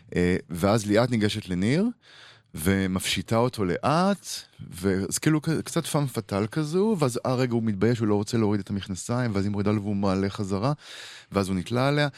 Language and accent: Hebrew; Israel; אנחנו גדלנו בישראל אחרת